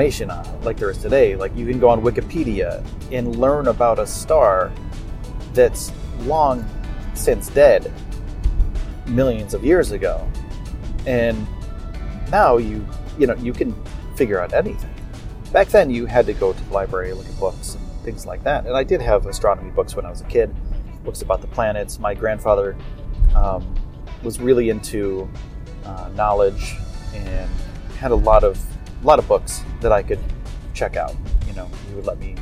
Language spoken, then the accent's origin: English; upstate New York, United States; moved away as an adult; also born or lived in Los Angeles; at 18 years old, I left my hometown and I traveled to Los Angeles. I did some skateboarding things there, and I'm from upstate New York